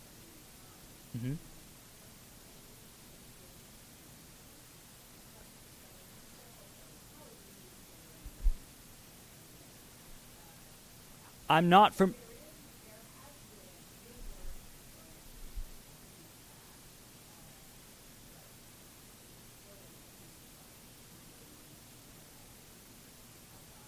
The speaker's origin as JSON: {"language": "English", "country": "United States", "said": "being an American"}